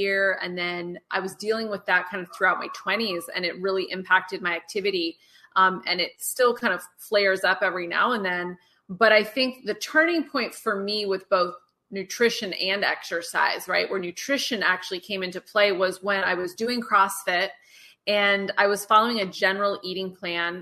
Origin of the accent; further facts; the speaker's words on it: Eugene, Oregon, United States; I was raised in Eugene, Oregon, which is a very outdoorsy place